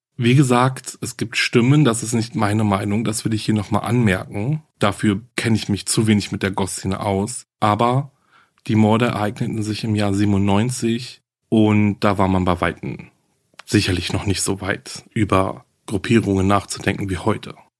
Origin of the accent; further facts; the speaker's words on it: Germany; bei uns in Deutschland